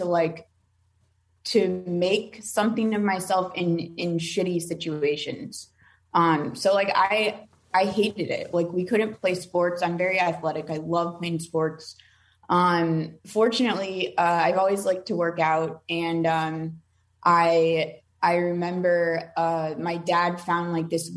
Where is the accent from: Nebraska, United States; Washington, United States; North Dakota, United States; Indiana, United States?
Nebraska, United States; Omaha; I'm from Omaha, Nebraska. So we had a small group there